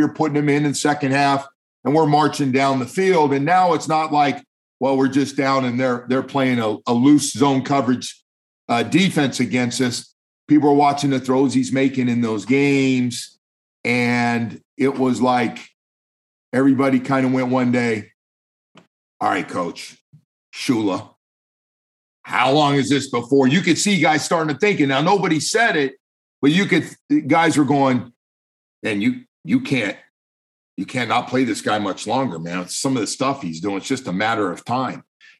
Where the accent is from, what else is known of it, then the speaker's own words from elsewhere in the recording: California, United States; And I'm going, snow? I'm from California, snow?